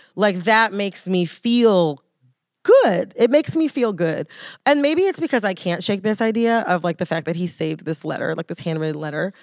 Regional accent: United States; as like an American

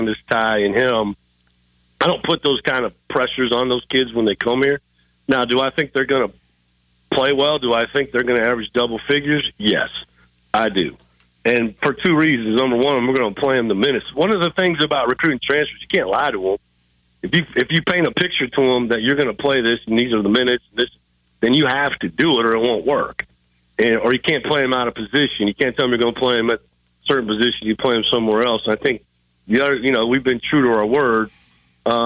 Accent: Iowa, United States; I'm from Iowa

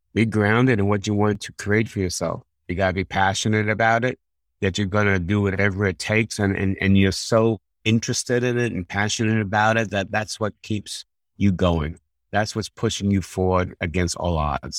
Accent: New York, United States; I'm from New York originally

